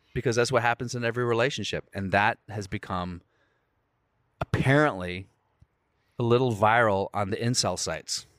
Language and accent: English; United States; I'm from America.